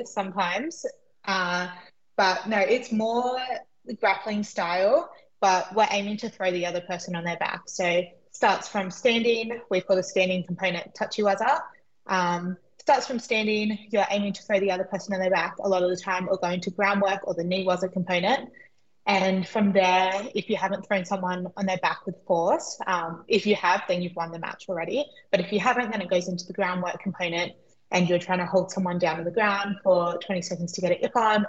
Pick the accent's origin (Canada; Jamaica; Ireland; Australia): Australia; Albion Park Rail, New South Wales; also born or lived in Figtree, New South Wales; I was born in Fig Tree, but I grew up in Oak Flats and then Albion Park Rail